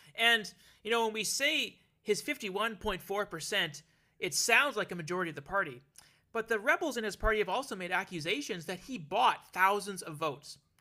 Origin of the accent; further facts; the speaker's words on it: Alberta, Canada; now in Ontario, Canada; my adopted home of Ontario, it's my hometown, Alberta, that still keeps calling back